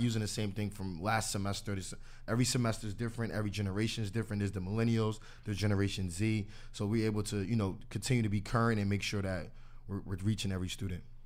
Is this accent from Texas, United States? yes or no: no; New Jersey, United States; I'm from New Jersey